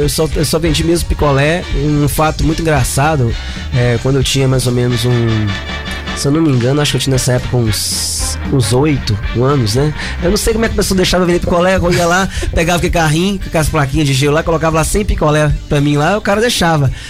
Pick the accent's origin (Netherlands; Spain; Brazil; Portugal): Brazil; Caratinga, Minas Gerais; now in Ubá, Brazil; Sou caratinguense